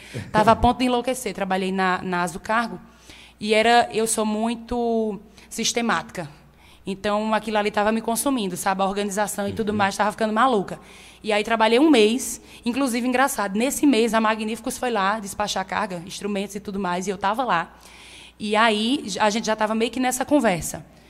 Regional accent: Monteiro, Paraíba, Brazil; moved away as an adult; also born or lived in Recife; Nasci e me criei aqui em Monteiro

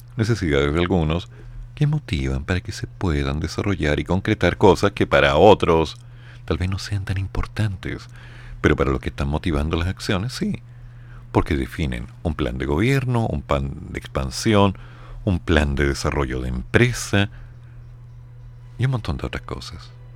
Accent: Chile; me veían como un chileno

